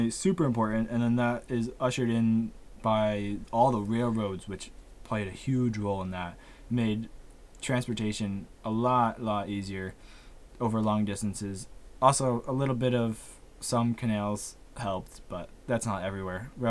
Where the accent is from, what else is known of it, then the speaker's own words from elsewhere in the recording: United States; because, like I said, we're American, so we we know a little bit.